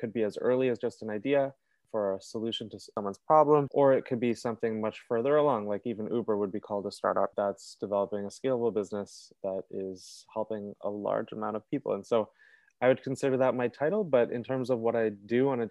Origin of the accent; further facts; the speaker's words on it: Toronto, Ontario, Canada; I'm from Toronto. I've lived here my whole life with my parents in Etobicoke